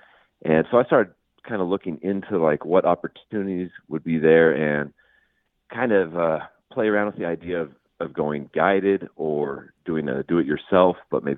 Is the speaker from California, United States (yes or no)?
no; Idaho, United States; Yeah, born and raised in Idaho, grew up in northern Idaho, moved down here south. I'm in the Twin Falls area now.